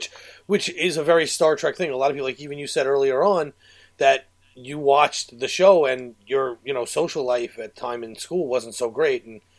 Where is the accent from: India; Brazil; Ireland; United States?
United States; New York; as a New Yorker